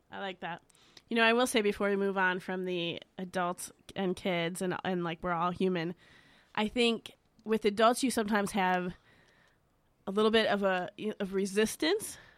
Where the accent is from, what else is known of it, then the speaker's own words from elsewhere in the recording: Chicago, Illinois, United States; I'm from Chicago